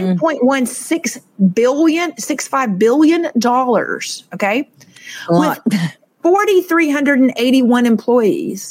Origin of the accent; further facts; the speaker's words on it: Suwanee, Georgia, United States; now in Miami, United States; I was born and raised in Suwanee, Georgia